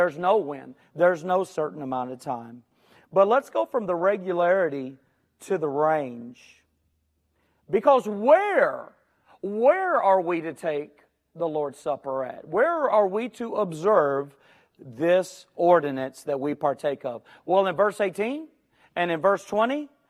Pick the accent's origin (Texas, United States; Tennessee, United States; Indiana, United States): Texas, United States; Houston